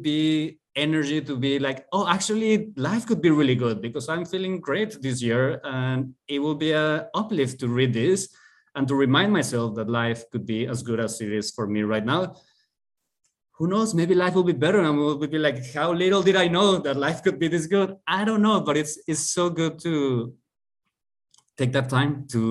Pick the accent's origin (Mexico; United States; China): Mexico; Mexico City; moved away; I am from Mexico City